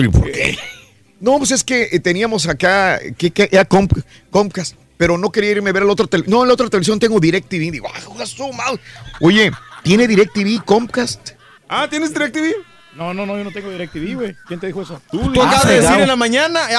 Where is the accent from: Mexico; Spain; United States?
Mexico; Ni los mexicanos la sentimos nuestra.